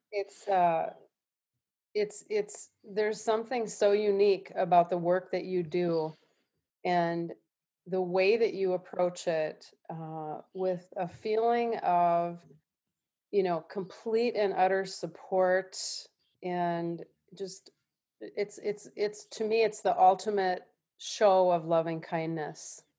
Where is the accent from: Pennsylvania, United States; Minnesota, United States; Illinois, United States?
Minnesota, United States; Minneapolis; I, I'm from Minneapolis